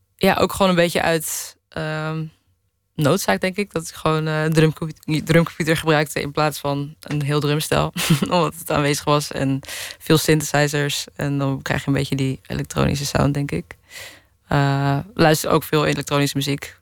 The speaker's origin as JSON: {"language": "Dutch", "country": "Netherlands", "tie": "born or raised there", "also_born_or_lived": "Hilversum", "lives_now": "Amsterdam, Netherlands", "said": "ik ben opgegroeid in de Bijlmer en toen naar de Hilversumse Meent gegaan"}